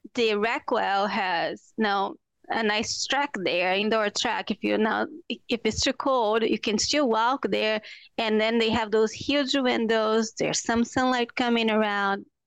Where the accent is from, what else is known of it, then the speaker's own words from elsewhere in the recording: Brazil; moved away as an adult; now in Minnesota, United States; I'm from Brazil. So when I came to the U S for the first time